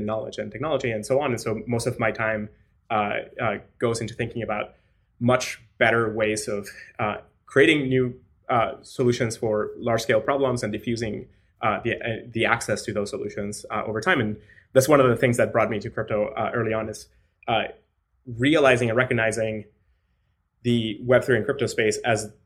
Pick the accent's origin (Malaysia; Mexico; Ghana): Mexico; moved away; also born or lived in Latin America / United States; I was born in Mexico, and so I grew up in Latin America